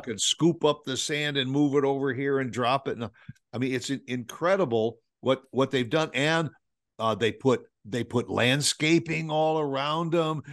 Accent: Midwest, United States; we're from the Midwest

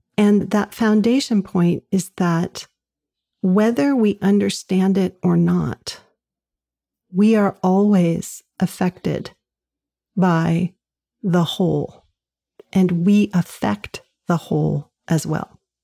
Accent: Southern California, United States; moved away as an adult; now in New England, United States; I grew up in Southern California

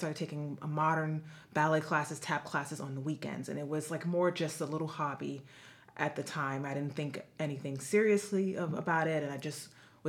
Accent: New York City, New York, United States; I'm from the Bronx in New York City, aka the boogie down Bronx, as I always like to say. So I was born and raised there in the Bronx.

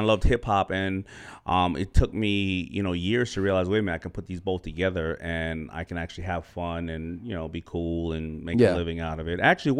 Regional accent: New York City, New York, United States; I'm from Hollis, Queens.

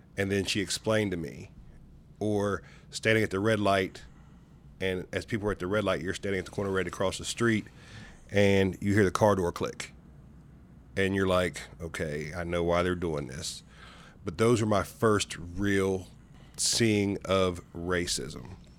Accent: Gallipolis, Ohio, United States; growing up in Southeastern Ohio and Gal Please particular

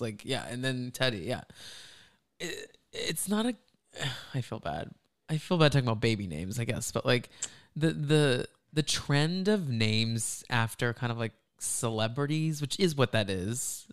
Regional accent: Dallas, Texas, United States; moved away; I am from Dallas

